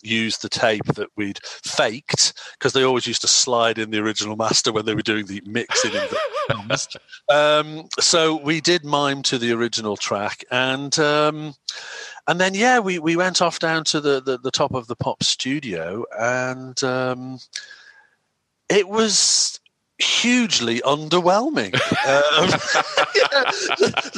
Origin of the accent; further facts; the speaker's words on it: Wirral Peninsula, North West England, United Kingdom; also born or lived in Cheshire; Grew up on the Wirral Peninsula, on the other side of the river from Liverpool